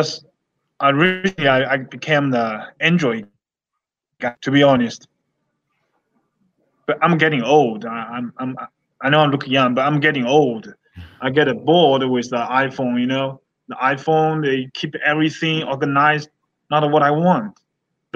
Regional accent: United States; I'm American. I'm Chinese American. I'm still American

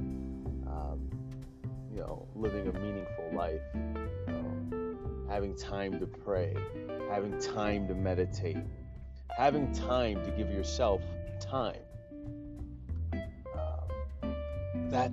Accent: Ohio, United States; born or raised there; moved away

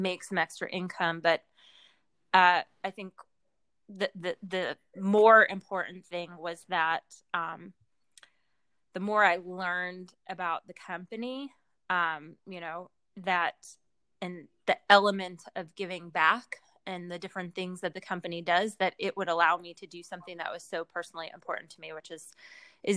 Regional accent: near Philadelphia, Pennsylvania, United States; moved away as an adult; now in Baltimore, United States; I grew up near Philadelphia, but I moved here about 20 years ago

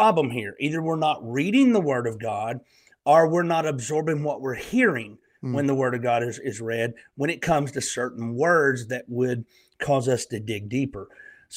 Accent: Northeast Alabama, United States; accent: Southern; also born or lived in Eastern Tennessee; now in Tennessee, United States; I'm a Southern country boy, born and raised in Northeast Alabama, and I live in Eastern Tennessee in the Great Smoky Mountains.

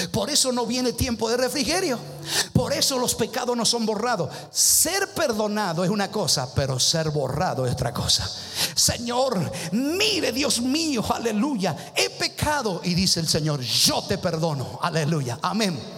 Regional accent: Argentina; Ay, pero soy argentino.

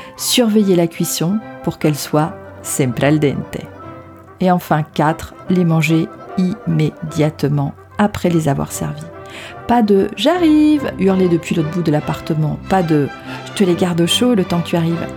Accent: France; also born or lived in Rome, Italy; je suis française malgré la consonance italienne de mon nom de famille. J'ai passé une partie de mon enfance à Rome

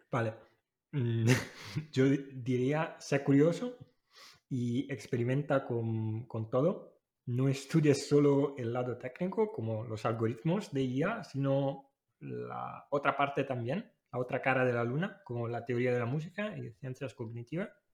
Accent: Italy; now in Málaga, Spain; Yo soy italiano

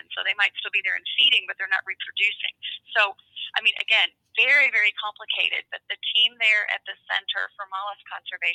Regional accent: Louisville, Kentucky, United States; I was born in Louisville, Kentucky, and my family did not hunt

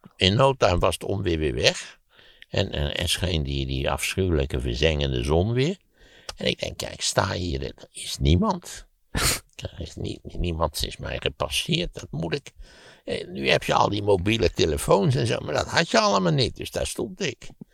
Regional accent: Netherlands; als Nederlander word je geboren

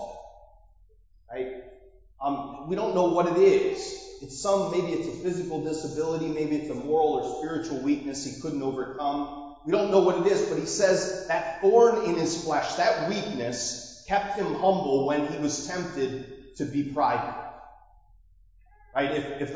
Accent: Marblehead, Massachusetts, United States; That's my hometown.

